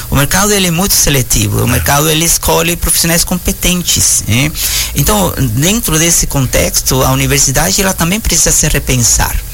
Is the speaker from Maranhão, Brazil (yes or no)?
yes; São Luís, Maranhão, Brazil; É, eu sou de São Luís do Maranhão.